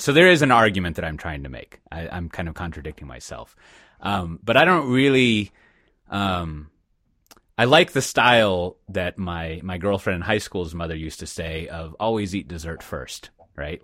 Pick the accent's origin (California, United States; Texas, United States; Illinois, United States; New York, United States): Texas, United States; Austin; I'm fucking from Austin